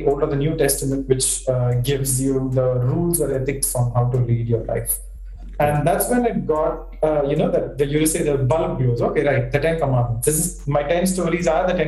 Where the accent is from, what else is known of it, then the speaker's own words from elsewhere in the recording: Chennai, Tamil Nadu, India; I was born and brought up in Chennai